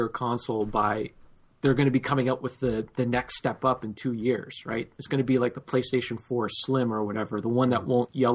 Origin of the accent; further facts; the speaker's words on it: Canada; we're all Canadian